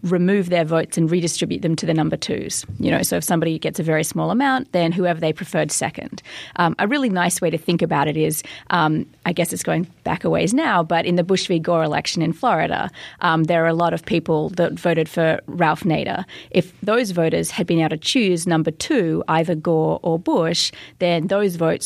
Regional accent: Australia; as an Australian

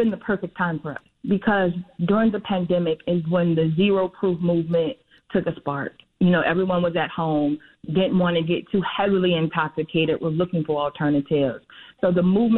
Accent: Chicago, Illinois, United States; we're Chicagoans born and bred on the South and West sides

